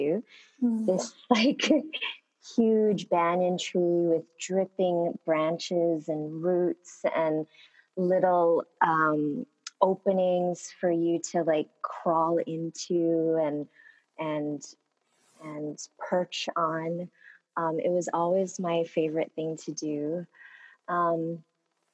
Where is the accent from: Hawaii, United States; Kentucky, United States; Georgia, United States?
Hawaii, United States; Honolulu; first language Korean; English is a second language; growing up in Honolulu